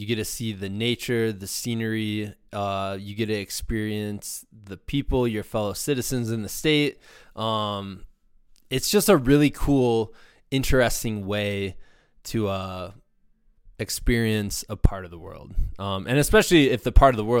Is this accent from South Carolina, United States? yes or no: no; Muscatine, Iowa, United States; he's going to start in the beautiful Mecca of Muscatine, which is my hometown, right on the Mississippi River.